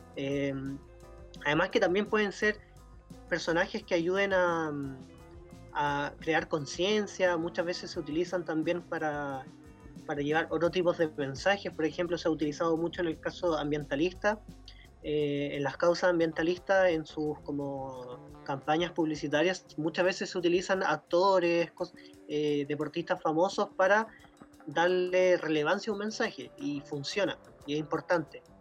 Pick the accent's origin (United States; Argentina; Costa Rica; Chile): Chile; somos chilenos